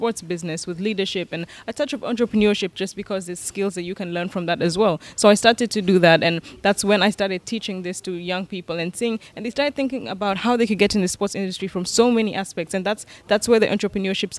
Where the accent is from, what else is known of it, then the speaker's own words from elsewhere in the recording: Nairobi, Kenya; I'm born and raised in Nairobi, Kenya